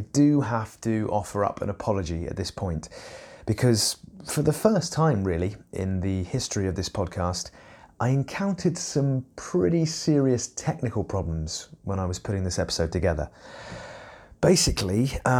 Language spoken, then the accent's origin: English; Eastbourne, South East England, United Kingdom; I grew up in Eastbourne